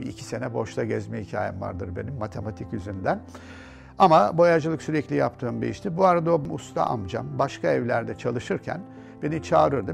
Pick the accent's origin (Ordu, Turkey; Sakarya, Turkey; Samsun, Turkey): Ordu, Turkey; moved away as an adult; also born or lived in Istanbul; Rahmetli dedemin e, büyük diyebileceğim evinde doğdum